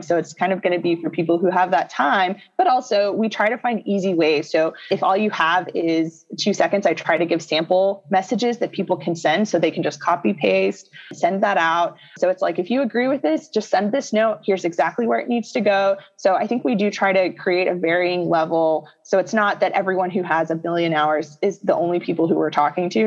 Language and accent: English; Texas, United States; now in Illinois, United States; I come from Texas